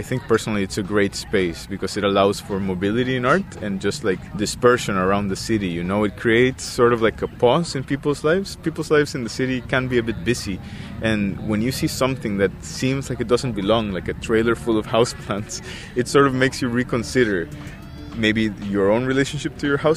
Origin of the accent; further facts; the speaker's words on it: Costa Rica; now in Victoria, Canada; I am an artist from Costa Rica, and I am currently living in Victoria.